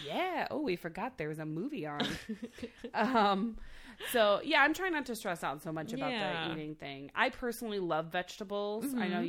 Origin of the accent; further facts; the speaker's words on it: Midwest, United States; we're from the Midwest.